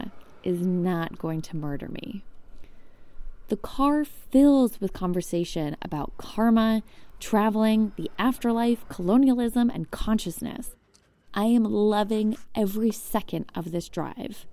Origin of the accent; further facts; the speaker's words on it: New York, United States; I'm from New York and have been backpacking around Europe for the past few months